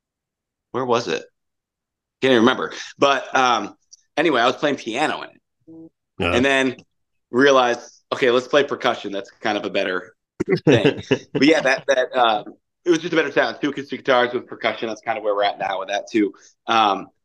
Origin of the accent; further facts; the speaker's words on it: St. Albans, Vermont, United States; moved away as an adult; also born or lived in Boston, Massachusetts; now in Rome, New York, United States; born and raised in St. Albans, Vermont, just north of Burlington.